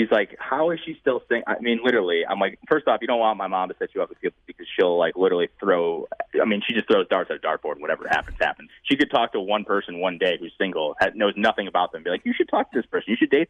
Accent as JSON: {"language": "English", "region": "Northeast", "country": "United States", "said": "I am from the Northeast, but I'm not bougie."}